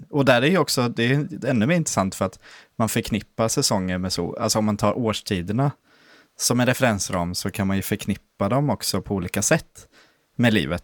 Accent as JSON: {"language": "Swedish", "town": "Landskrona", "region": "Skåne", "country": "Sweden", "moved": "yes", "said": "när jag var ganska nyutflyttad från Landskrona"}